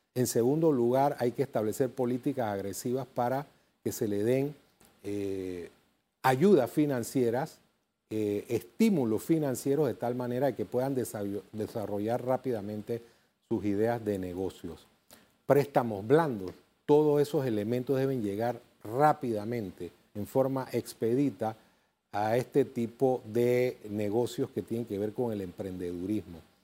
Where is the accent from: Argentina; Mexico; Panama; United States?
Panama; Somos panameños